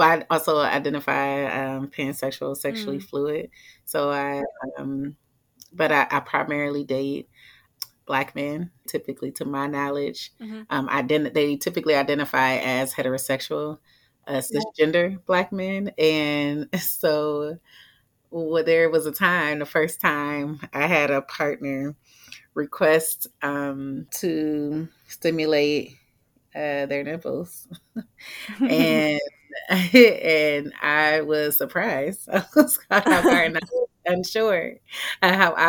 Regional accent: Cleveland, Ohio, United States; now in Atlanta, United States; I'm from Cleveland, Ohio, originally

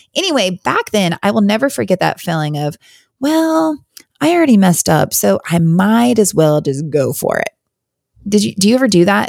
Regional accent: Wyoming, United States; moved away as an adult; also born or lived in Virginia; now in North Carolina, United States; I grew up in Wyoming. I actually, uh, grew up all the way through, I was born and graduated high school in Wyoming

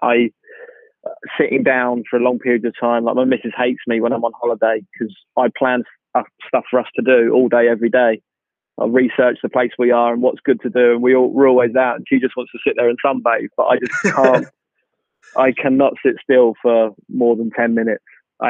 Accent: Knebworth, East of England, United Kingdom; also born or lived in Dorset / Manchester / Cambridge; I lived in Nebworth, which is right by Stevenage

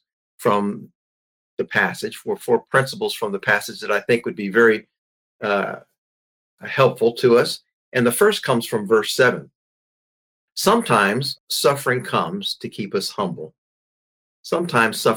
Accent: Maryland, United States; my home state of Maryland

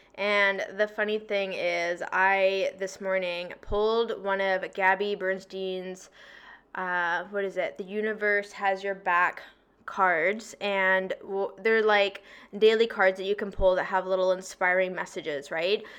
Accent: Victoria, British Columbia, Canada; moved away as an adult; now in Toronto, Canada; I'm from BC, I'm from Victoria

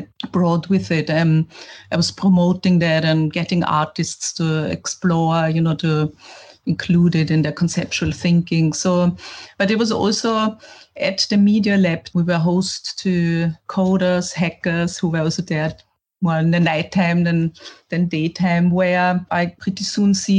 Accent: Vienna, Austria; me growing up in Vienna, a capital in the 80s

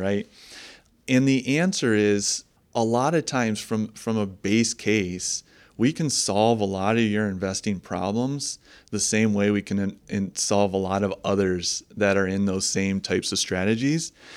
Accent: Holland, Michigan, United States; I was born and raised in Holland, uh, Michigan. and still, uh, raising the family here.

